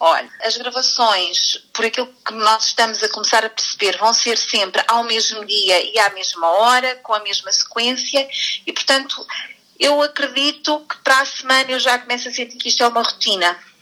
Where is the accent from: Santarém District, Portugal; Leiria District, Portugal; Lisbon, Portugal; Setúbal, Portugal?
Santarém District, Portugal; Alcanena; eu sou da Alcanena e estou cá destacada este ano